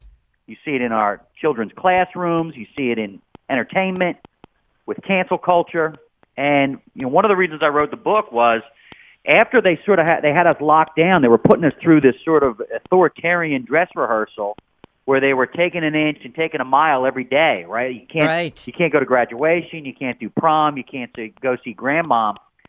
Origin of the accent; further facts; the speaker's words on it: Wheeling, West Virginia, United States; born there; Well, look, I was born in Wheeling, not far from Pittsburgh.